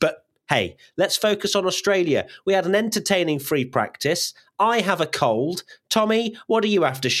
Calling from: Toronto, Ontario, Canada; Hi, I'm … from Toronto, Canada.

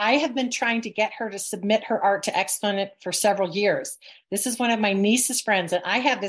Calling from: Provo, Utah, United States; I'm calling from Provo and Momo.

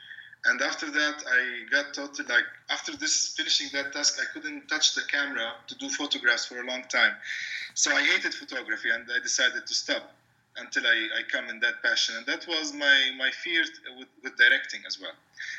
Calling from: Ramallah, West Bank, Palestine; I'm calling from Ramallah, which is a city. It's like 10 kilometers north of Jerusalem, and it's the center of the PA, the Palestinian Authority. So it's kind of it used to be a small town

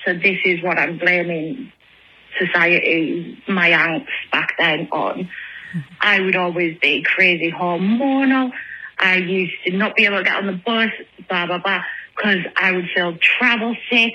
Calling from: England, United Kingdom; I'm calling from England

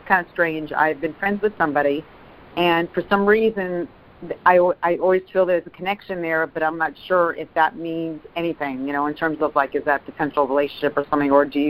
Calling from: Fort Lauderdale, Florida, United States; I'm calling from Fort Lauderdale.

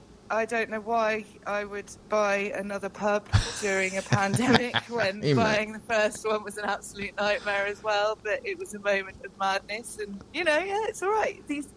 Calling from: Fishguard, Wales, United Kingdom; I am calling this week from my pub in Fishguard called the Cambrian Inn. I am also custodian of the King's Arms in Medegisi.

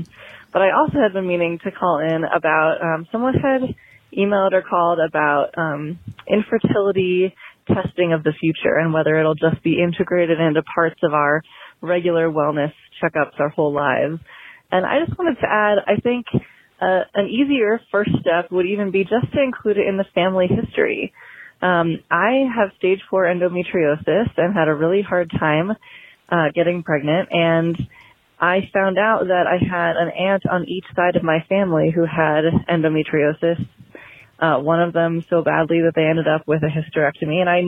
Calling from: Colorado, United States; I am calling from Colorado

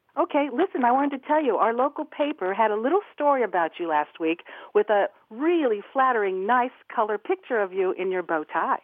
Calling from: Atlanta, Georgia, United States; I'm calling from Atlanta

